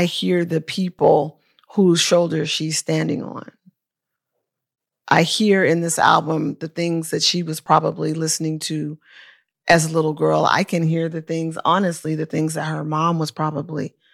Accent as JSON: {"language": "English", "town": "Oakland", "region": "California", "country": "United States", "tie": "born or raised there", "said": "my hometown of Oakland"}